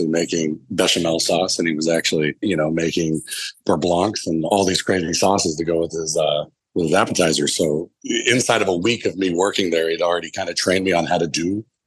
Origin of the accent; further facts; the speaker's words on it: Oklahoma, United States; also born or lived in San Francisco; Born and raised in Oklahoma